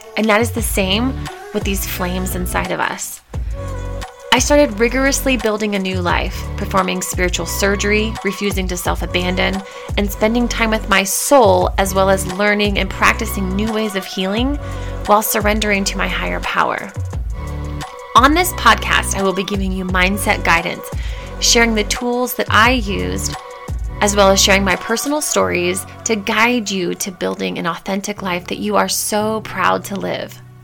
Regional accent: Indiana, United States; now in Colorado, United States; I grew up in Indiana

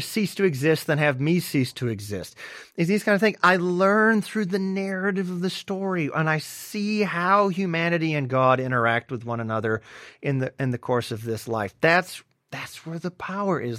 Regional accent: Deep South, United States; growing up in the Deep South

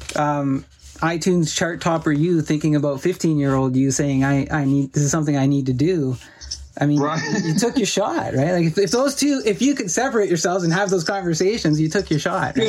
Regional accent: Sault Ste. Marie, Ontario, Canada; growing up in Sault Ste. Marie, and and it's a steel town

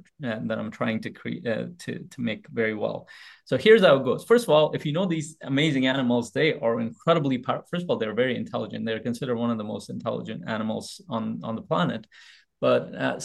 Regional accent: Afghanistan; moved away; also born or lived in Pakistan; I was born in Afghanistan. I lived a part of my life in Pakistan

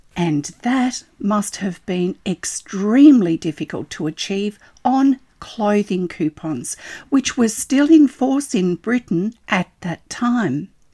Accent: Australia; I'm an Australian textile artist

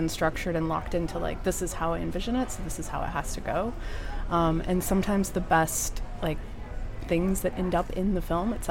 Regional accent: Des Moines, Iowa, United States; now in New York City, United States; I'm from Des Moines, Iowa.

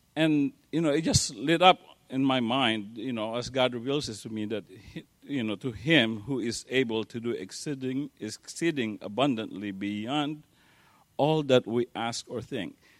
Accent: Philippines; moved away; I grew up in the Philippines

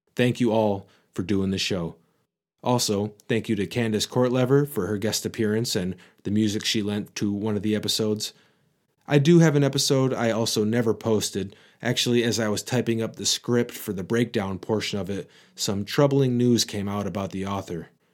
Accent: Michigan, United States; accent: Michigan; my Michigan accent

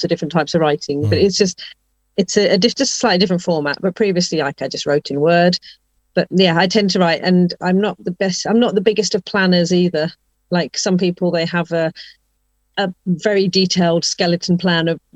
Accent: England, United Kingdom; home for me is always going to be England, because that's where I was born and brought up

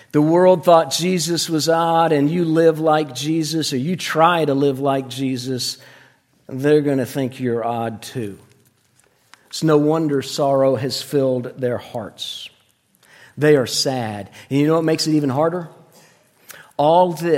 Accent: Florida, United States; moved away; When I was a little boy, we grew up in Florida

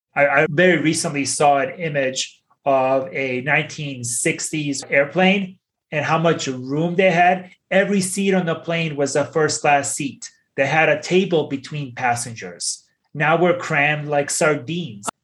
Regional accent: Bosnia & Herzegovina; When I was 10 years old, growing up in Bosnia, I experienced hyperinflation

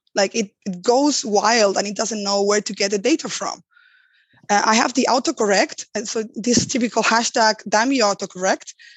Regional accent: Spain; moved away; also born or lived in Germany; I come from Spain

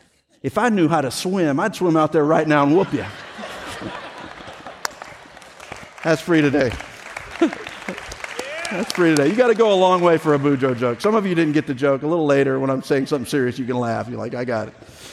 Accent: Louisiana, United States; moved away; there was a season of my life where I grew up in Louisiana.

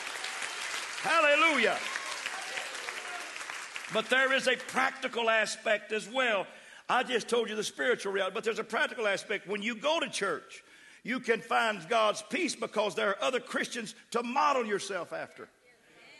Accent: West Texas, United States; accent: West Texas; now in Austin, United States; I slip in that West Texas. That's my raising. See, I was raised in West Texas

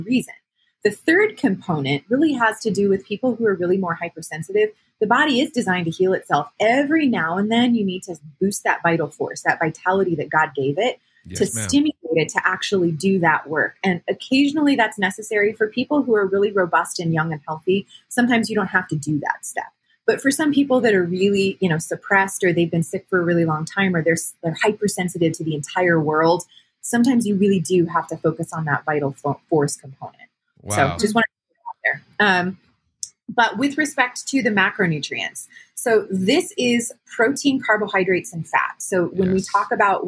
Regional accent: Arizona, United States; also born or lived in Louisiana; I've been here most of my life

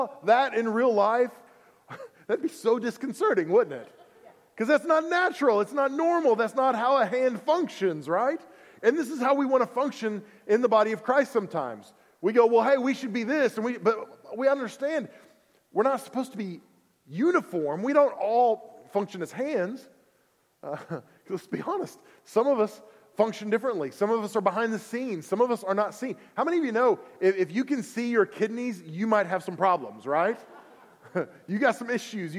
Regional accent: Oklahoma, United States; I'm from Oklahoma.

